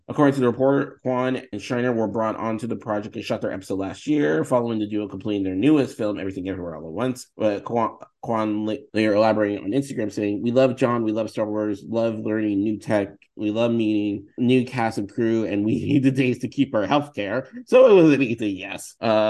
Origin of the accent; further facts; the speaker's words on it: San Francisco, California, United States; now in Southern California, United States; I'm from San Francisco